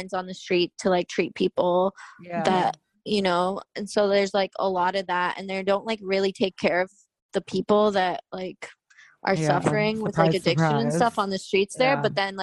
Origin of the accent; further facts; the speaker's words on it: California, United States; moved away as an adult; also born or lived in Toronto; I grew up in California